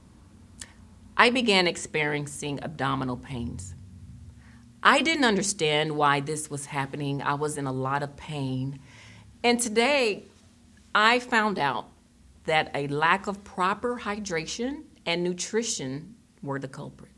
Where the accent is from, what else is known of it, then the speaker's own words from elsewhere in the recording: Tennessee, United States; moved away as an adult; also born or lived in Germany / Boston, Massachusetts; I was born in Germany and raised in Tennessee, and where I'm from, there weren't a lot of vegetarians